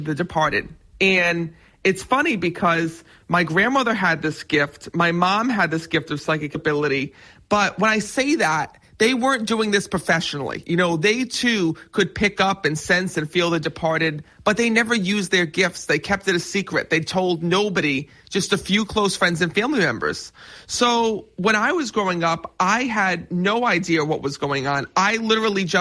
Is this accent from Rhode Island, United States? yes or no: yes; Cranston, Rhode Island, United States; Yes, I am from Rhode Island. I was born and raised in Cranston.